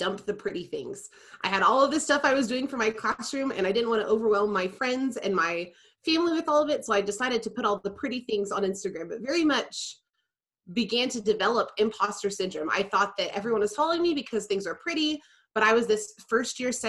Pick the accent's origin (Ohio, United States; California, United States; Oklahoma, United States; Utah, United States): Oklahoma, United States; Tulsa; now in Oklahoma City, United States; I grew up in Tulsa as well